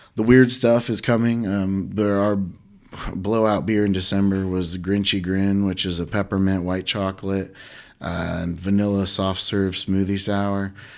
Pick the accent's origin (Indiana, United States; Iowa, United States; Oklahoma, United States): Indiana, United States; Huntington; I grew up in Huntington